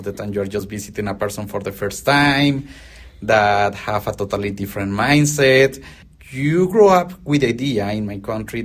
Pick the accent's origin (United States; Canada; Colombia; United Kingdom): Colombia; first language Spanish; English is a second language; moved away as an adult; now in Australia; I was born in Colombia, South America.